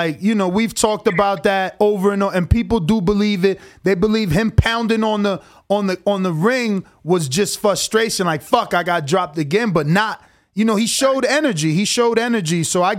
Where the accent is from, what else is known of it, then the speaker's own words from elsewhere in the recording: East Coast, United States; No, I hear you. I'm from the East Coast too.